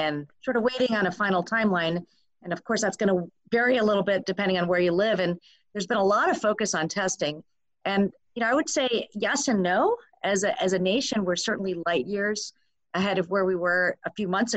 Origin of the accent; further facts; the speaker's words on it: Michigan, United States; my home state, Michigan